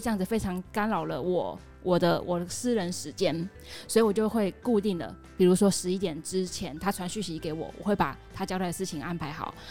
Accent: Taiwan; moved away as an adult; now in Cambodia; 我们台湾女生

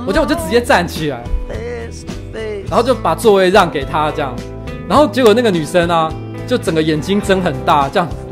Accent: Taoyuan, Taiwan; 我其实不是台北人，我是桃园人

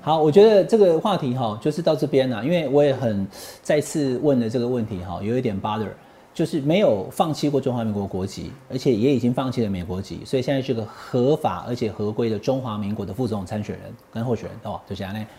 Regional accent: Taiwan; 我们是台湾人啊，对。那是台湾郎嘛

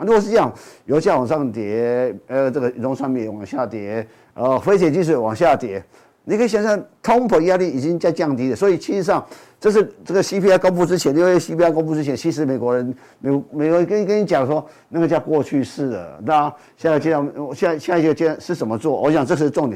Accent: Taiwan; 所以相相对我们台湾人也一样

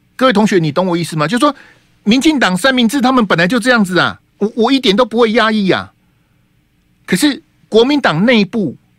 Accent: Taiwan; 现在在我们台湾

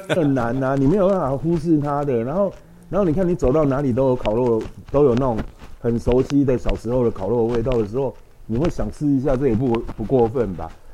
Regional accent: Xinzhuang, New Taipei, Taiwan; 我记得我们很小的时候在新庄

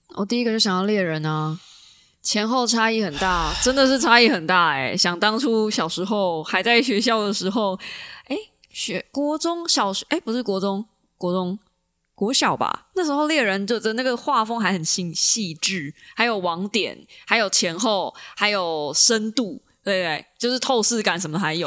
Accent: Taiwan; 我身为一个台湾人

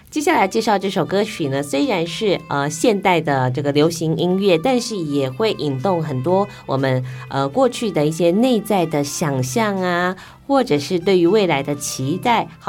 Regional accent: Taiwan; 我们台湾人

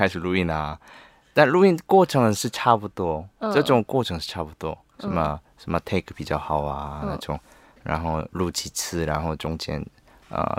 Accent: Busan, South Korea; accent: Busan dialect; Chinese is a second language; also born or lived in Seoul; 当然会说，但是现在住以前住很久，住在首尔啊，那之后方言比较少了。然后我的釜山朋友遇 遇到时候我也说方言啊，但是他们都觉得我说首尔话。

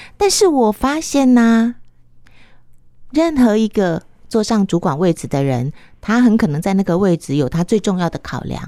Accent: Chiayi, Taiwan; 我是嘉义人，绿豆嘉义人

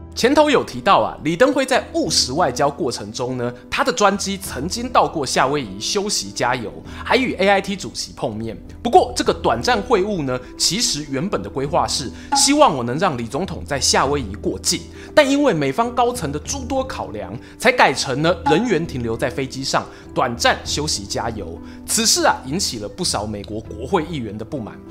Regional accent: Taiwan; 我们台湾人

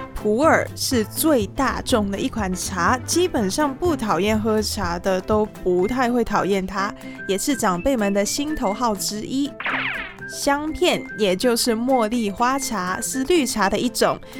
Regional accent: Hong Kong; now in Taiwan; 我是香港人

